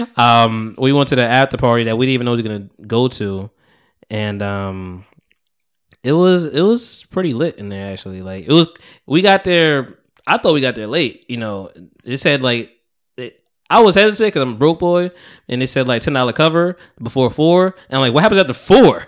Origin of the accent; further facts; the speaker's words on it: Bogota, New Jersey, United States; now in South Jersey, United States; I went to Bogota, which is my hometown